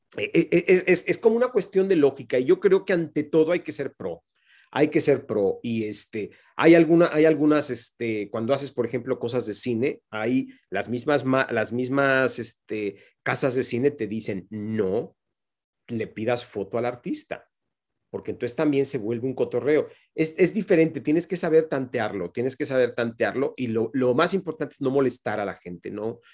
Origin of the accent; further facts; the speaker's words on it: Mexico; moved away as an adult; carrera como la que yo hice en México no, la, volví a hacer una vez que me fui de mi país